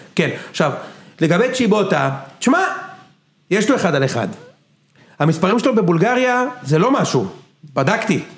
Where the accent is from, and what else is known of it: Israel